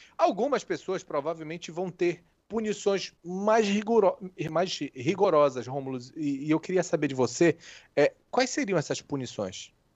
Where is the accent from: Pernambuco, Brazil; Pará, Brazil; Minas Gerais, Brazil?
Pará, Brazil; moved away; also born or lived in Óbidos, Pará / Juruti, Pará / Santarém, Pará / Macapá, Amapá; Eu sou paraense, nasci em Óbidos é, em 1983, fui para Juruti, foi, fui para Santarém, aí vim para Macapá, mas sou paraense, sim